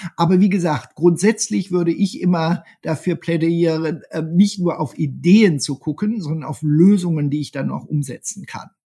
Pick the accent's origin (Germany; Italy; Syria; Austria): Germany; Wir sind als Deutsche